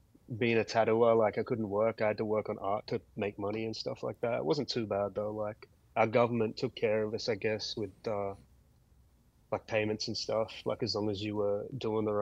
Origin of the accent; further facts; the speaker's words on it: Wollongong, New South Wales, Australia; we're from Wollongong, which is, you know, an hour south of Sydney.